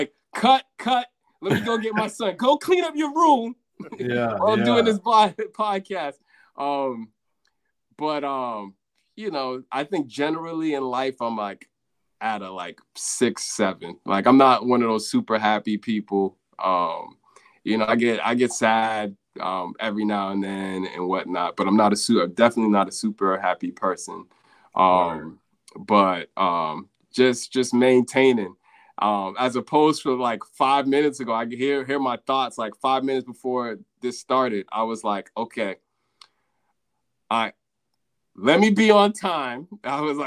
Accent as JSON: {"language": "English", "town": "Boston", "region": "Massachusetts", "country": "United States", "tie": "born or raised there", "also_born_or_lived": "Houston, Texas / Sierra Leone (ancestry)", "moved": "as an adult", "lives_now": "New York, United States", "said": "I was born in Houston, Texas in 1983. And I only lived there for like, 12 months. And then, so I can't really rep the dirty South. I can't. And so, you know, I moved to Boston, you know, right after my first year of life. And, you know, I lived in Boston"}